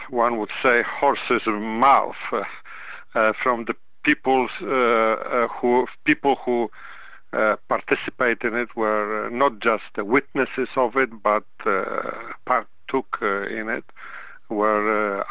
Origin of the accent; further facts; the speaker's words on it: Poland; now in United States; I am originally from Poland, and my parents took part in that war